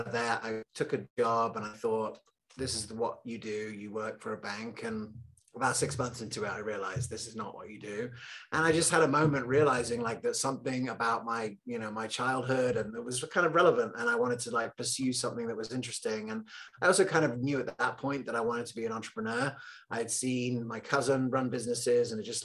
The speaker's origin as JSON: {"language": "English", "region": "England", "country": "United Kingdom", "tie": "born or raised there", "also_born_or_lived": "Loveland, Colorado", "said": "I was born in Loveland, Colorado, randomly. And I grew up in England"}